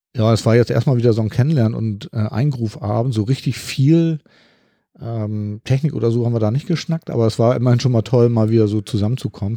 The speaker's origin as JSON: {"language": "German", "region": "Hamburg", "country": "Germany", "said": "ich bin ja aus dem Norden von Hamburg"}